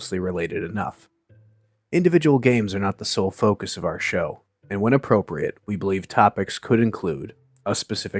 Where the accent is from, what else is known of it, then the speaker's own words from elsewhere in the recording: Midwest, United States; moved away; being originally from the Midwest myself as well